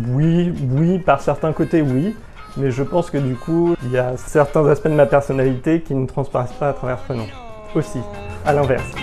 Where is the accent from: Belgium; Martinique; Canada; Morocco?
Martinique; J'ai grandi à Martinique